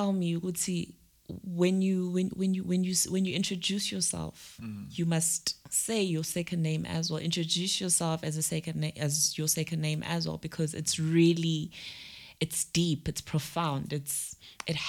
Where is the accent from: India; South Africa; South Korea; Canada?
South Africa; Hammersdale, KwaZulu-Natal; also born or lived in Pietermaritzburg; Home is, I grew up in Hammersdale